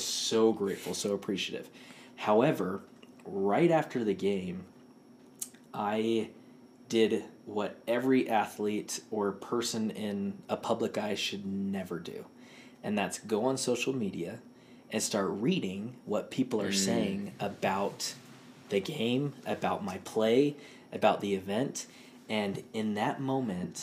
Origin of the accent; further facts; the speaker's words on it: Houston, Texas, United States; moved away; the University of Houston, ooh, which is my hometown.